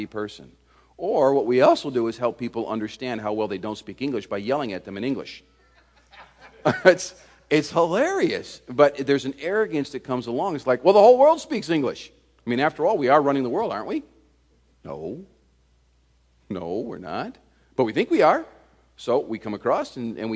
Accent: United States; moved away as an adult; now in France; We are Americans in France, so all of a sudden we're foreigners

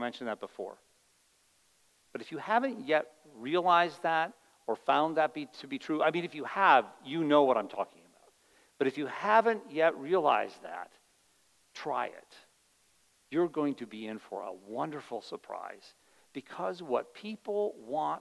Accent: United States; as an American

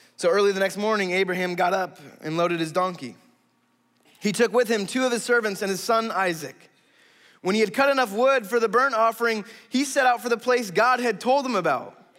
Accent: United States

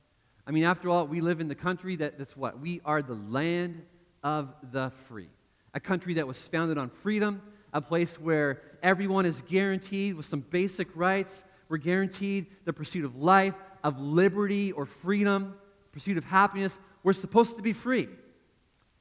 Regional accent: Canada; moved away; I grew up in Canada

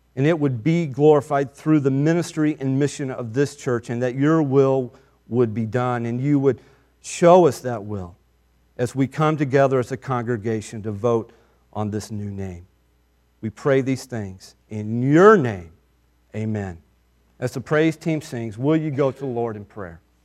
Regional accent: United States

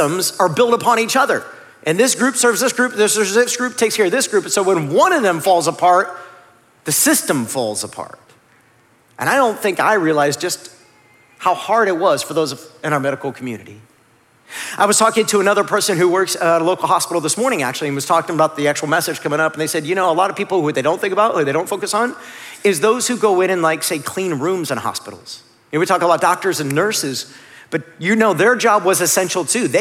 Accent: Northeast Ohio, United States; I grew up in Northeast Ohio

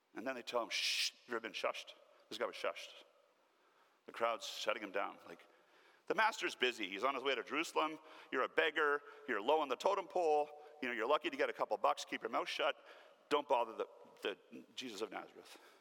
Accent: Canada; Born and raised in Newfoundland, the poorest province of our country

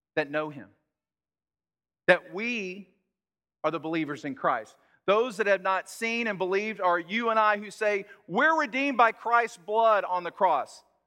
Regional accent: Texas, United States; I'm from Texas

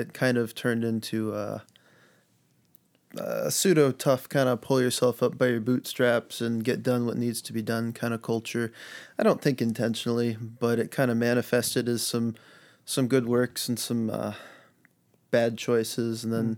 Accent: United States; Pretty well born and raised in the Quad Cities. Moved around a little bit just to get out of town, try a different place.

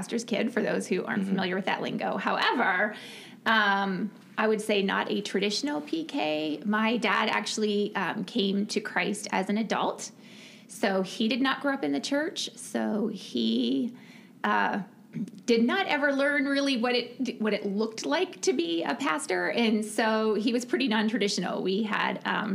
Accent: Ontario, Canada; moved away as an adult; now in United States; I grew up in Ontario, Canada

